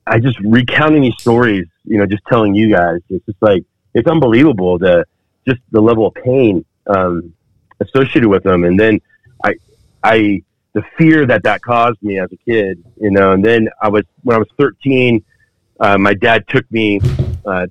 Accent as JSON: {"language": "English", "town": "Fountain Valley", "region": "California", "country": "United States", "tie": "born or raised there", "also_born_or_lived": "Parma, Cleveland, Ohio", "said": "we had a house there in Orange County, California, and moved out to by Huntington Beach, called Fountain Valley. And I grew up there"}